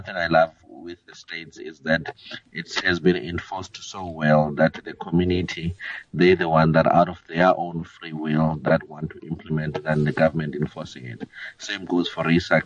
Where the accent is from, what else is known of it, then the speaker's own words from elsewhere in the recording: South Africa; as South Africa